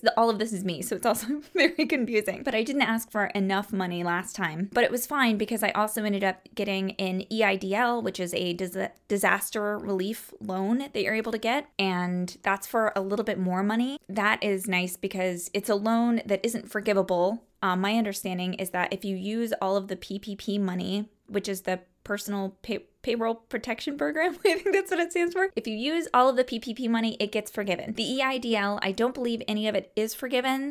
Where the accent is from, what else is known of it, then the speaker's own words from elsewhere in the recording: Cross Lanes, West Virginia, United States; now in Towson, United States; I am from a small town. I'm from Cross Lanes, West Virginia.